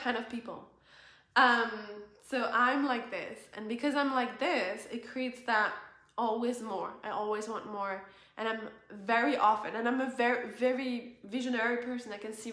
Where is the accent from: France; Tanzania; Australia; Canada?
France; moved away as an adult; France, where I was born